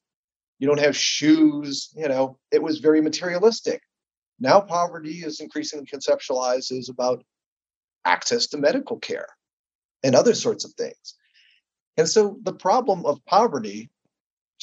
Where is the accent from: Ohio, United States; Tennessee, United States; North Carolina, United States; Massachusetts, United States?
Ohio, United States; when I was growing up in Ohio